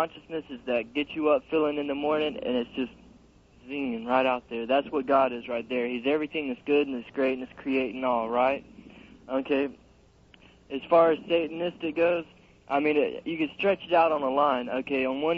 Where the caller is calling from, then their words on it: Jacksonville, Florida, United States; I'm calling from Jacksonville in Florida.